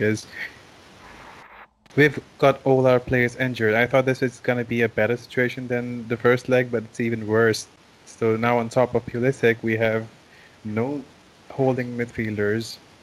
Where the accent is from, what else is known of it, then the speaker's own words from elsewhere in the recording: India; I am Indian, but not red Indian per se